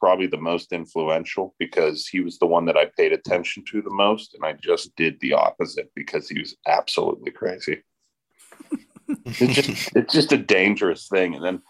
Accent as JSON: {"language": "English", "town": "McKeesport", "region": "Pennsylvania", "country": "United States", "said": "Well, yeah, I'm from McKeesport. That lies on the closest body of water of that is the Yauk River. The second close would be the Monongahela."}